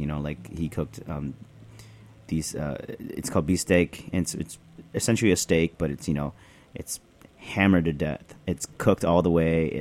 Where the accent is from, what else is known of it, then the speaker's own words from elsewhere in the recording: Chicago, Illinois, United States; moved away as an adult; also born or lived in Niles, Illinois; now in New York, United States; I'm born and raised in Chicago.